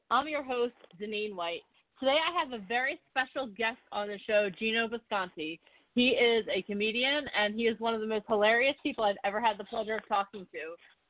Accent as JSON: {"language": "English", "town": "Philadelphia", "region": "Pennsylvania", "country": "United States", "tie": "born or raised there", "said": "I grew up in Philadelphia"}